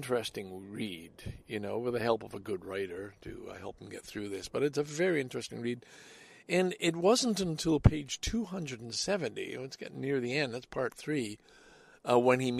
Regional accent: Salaberry-de-Valleyfield, Quebec, Canada; now in Toronto, Canada; Valleyfield, my hometown.

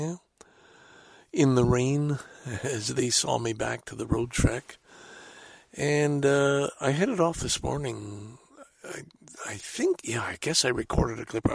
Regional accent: Salaberry-de-Valleyfield, Quebec, Canada; also born or lived in Scarborough, Toronto; now in Toronto, Canada; Valleyfield is, of course, my hometown

